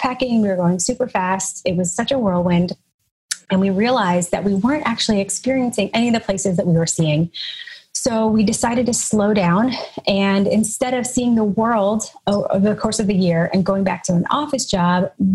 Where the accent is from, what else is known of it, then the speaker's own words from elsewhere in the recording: Nashville, Tennessee, United States; also born or lived in Chicago; now in Brooklyn, United States; I'm originally from Nashville, Tennessee, but now I live in Brooklyn, New York